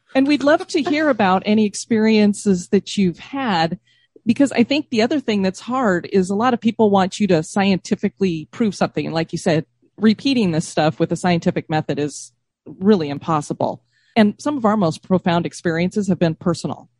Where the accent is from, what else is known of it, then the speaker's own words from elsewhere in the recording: Denver, Colorado, United States; now in Florida, United States; I grew up in Denver